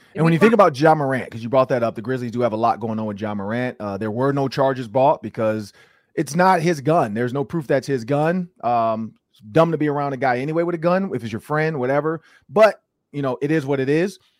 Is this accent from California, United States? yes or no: no; Detroit, Michigan, United States; I grew up in Detroit